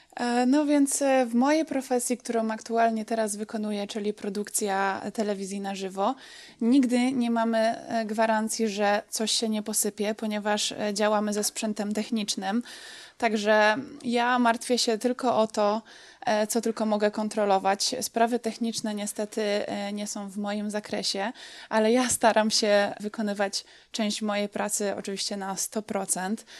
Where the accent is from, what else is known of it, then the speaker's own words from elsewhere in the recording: Dąbrowa Górnicza, Silesian Voivodeship, Poland; moved away as an adult; also born or lived in Będzin; now in United States; Pochodzę z Będzina, ale tak naprawdę większość e, swojego życia spędziłam w Dąbrowie Górniczej